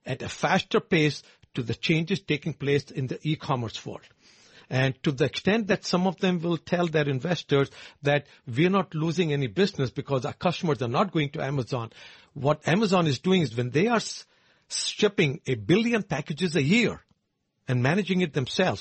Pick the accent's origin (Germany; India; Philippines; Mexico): India; moved away; I know it from being my home country